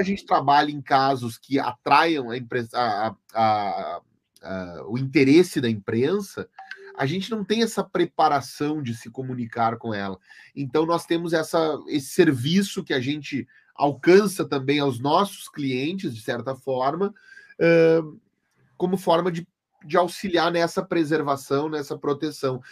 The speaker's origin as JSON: {"language": "Portuguese", "town": "Santa Maria", "region": "Rio Grande do Sul", "country": "Brazil", "said": "eu sou de Santa Maria"}